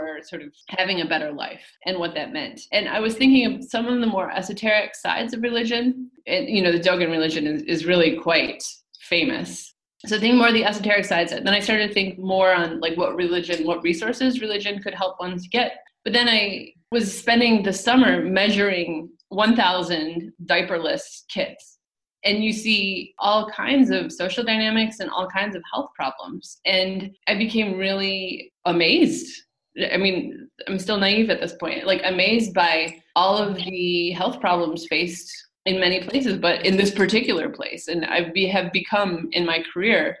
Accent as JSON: {"language": "English", "town": "Port Huron", "region": "Michigan", "country": "United States", "tie": "born or raised there", "said": "I was a fairly naive, even very naive Midwestern kid growing up in Michigan"}